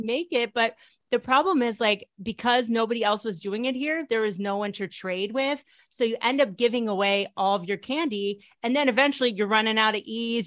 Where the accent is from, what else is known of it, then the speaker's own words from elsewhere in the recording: Connecticut, United States; moved away as an adult; also born or lived in New York / Washington, D.C.; now in Netherlands; I'm originally from Connecticut. Uh, I was born in New York and then my family moved to Connecticut when I was little